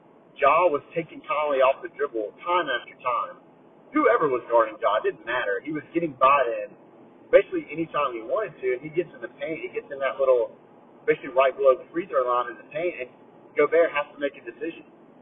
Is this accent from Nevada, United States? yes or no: no; New Jersey, United States; I grew up in Jersey. I'm used to this. This is how I grew up.